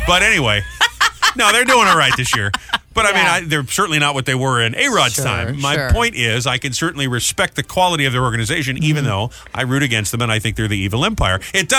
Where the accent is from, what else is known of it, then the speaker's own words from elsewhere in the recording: New England, United States; I used to be a Pats fan growing up in New England.